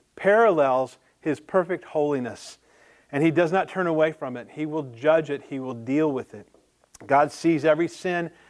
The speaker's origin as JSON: {"language": "English", "region": "the South", "country": "United States", "tie": "born or raised there", "said": "growing up in the South"}